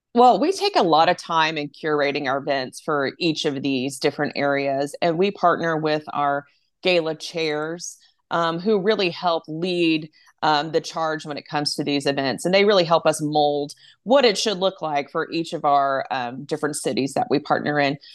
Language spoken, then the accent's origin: English; Arlington, Texas, United States; also born or lived in East Coast; I grew up in Arlington